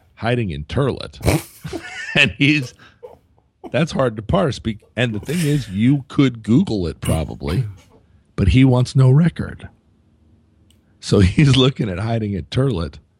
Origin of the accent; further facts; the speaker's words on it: Anchorage, Alaska, United States; moved away; I was flying from Anchorage, Alaska, my hometown